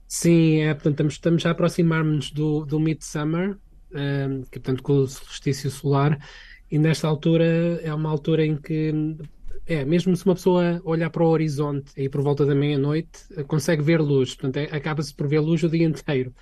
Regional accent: Portugal; moved away as an adult; also born or lived in Sweden; now in Stockholm, Sweden; quando eu saí de Portugal

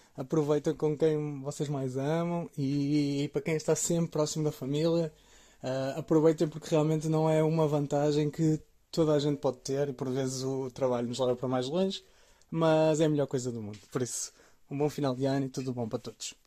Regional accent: Maia, Norte, Portugal; moved away as an adult; also born or lived in Blumenau, Brazil; now in São Paulo, Brazil; eu sou da Maia, no Porto, e estou vivendo no Brasil já há mais de dois anos agora.

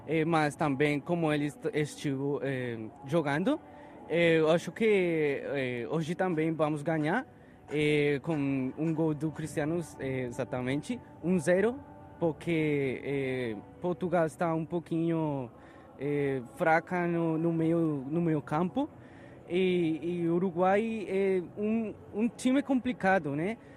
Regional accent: Bogotá, Colombia; Portuguese is a second language; now in Miami, United States; Eu sou da Colômbia, exatamente de Bogotá.

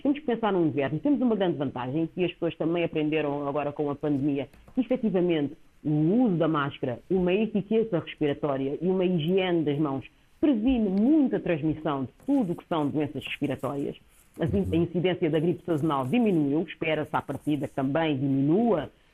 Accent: Cape Verde; o meu país de origem, Cabo Verde

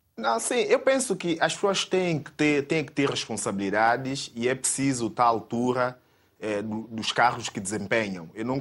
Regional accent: São Tomé & Príncipe; eu sou santomense, sempre estive aqui

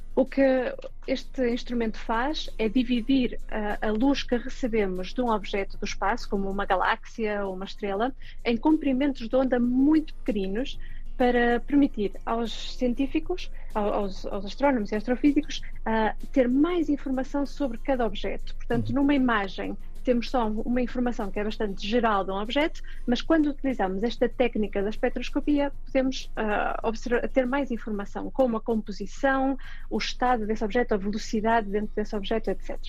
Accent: Portugal; Eu venho de uma aldeia, de Fif

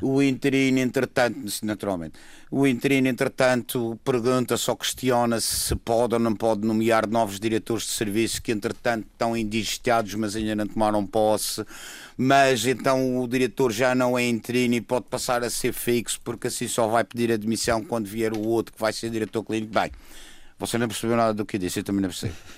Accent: Madeira, Portugal; Como madeirense, como cidadão eleitor

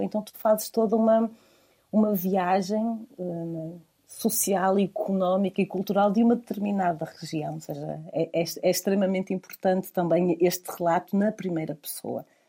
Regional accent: Vila Nova de Famalicão, Norte, Portugal; now in Porto, Portugal; toda a zona de onde eu sou, a zona do Val do Ave. Eh, eu sou de, eh, de Vila Nova de Famalicão.

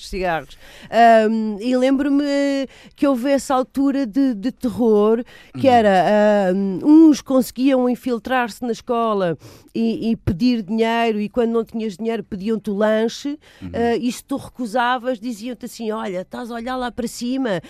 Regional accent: Almada, Setúbal, Portugal; also born or lived in Lisbon / Madeira; Apesar de ter vivido em Almada uh, hum. a minha adolescência toda

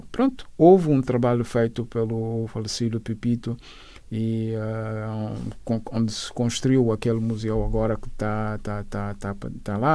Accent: Bissau, Guinea-Bissau; also born or lived in São Domingos, Guinea-Bissau / Cacheu, Guinea-Bissau; Bissau, onde, onde cresci, a, a minha, o resto da minha infância eram umas idas e vindas entre Cacheu, a Terra da Mai e, e, e Bissau. Fiz a, mi, a, a, a minha juventude e uh, em Bissau, o resto dos estudos foram ali em Bissau.

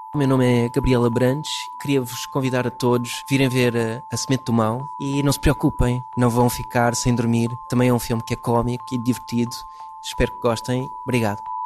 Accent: United States; first language English; Portuguese is a second language; moved away; Eu cresci nos Estados Unidos, eh, a minha língua principal eh, é inglês, apesar de ter família portuguesa e raízes entre as montes

